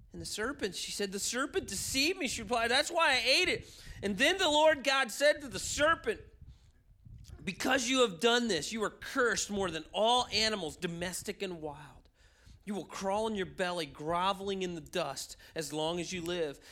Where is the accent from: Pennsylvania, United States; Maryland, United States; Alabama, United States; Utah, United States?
Maryland, United States; Baltimore; also born or lived in Chicago; I moved back to my hometown in Baltimore